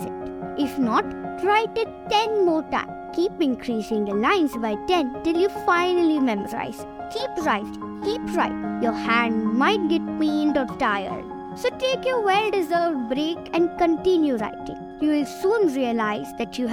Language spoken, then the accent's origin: English; Bangalore, Karnataka, India; I'm 10 years old and I'm from Bangalore.